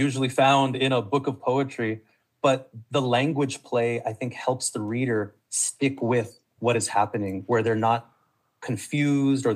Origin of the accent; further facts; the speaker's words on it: El Paso, Texas, United States; growing up in El Paso, being on that border, I'm in touch with both of those worlds